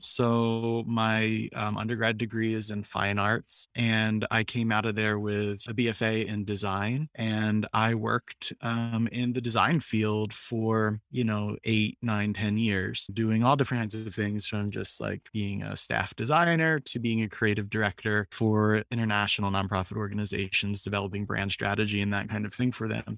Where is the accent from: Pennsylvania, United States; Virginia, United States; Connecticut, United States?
Pennsylvania, United States; Philadelphia; I come from, so in Philadelphia, um, you're either Italian or Irish. and I'm the Irish version